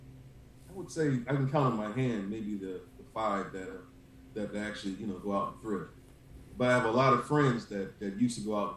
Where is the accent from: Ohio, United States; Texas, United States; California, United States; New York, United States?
Ohio, United States; Akron; I'm from Akron, Ohio, born and raised here all my life. 40-year-old man, married, got a beautiful 8-year-old daughter.